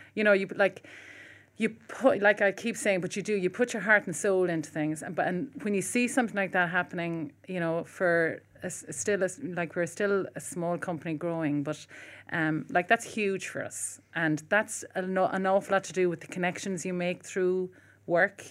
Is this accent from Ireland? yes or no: yes; Cork, Munster, Ireland; moved away; I'm from Cork originally as well